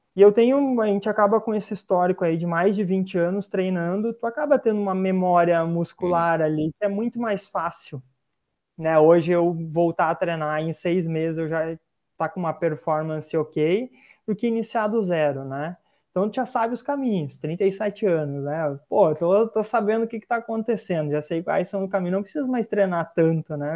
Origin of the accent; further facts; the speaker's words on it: Sapiranga, Rio Grande do Sul, Brazil; Eu sou de Sapiranga, né, que fica uns 60, 70 quilômetros de Porto Alegre.